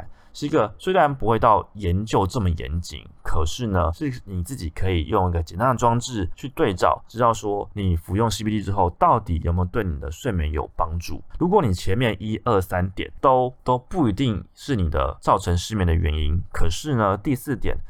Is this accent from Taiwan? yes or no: yes; Taiwan; 那加上我们台湾人一直都对于安眠药的使用有很大的错误观念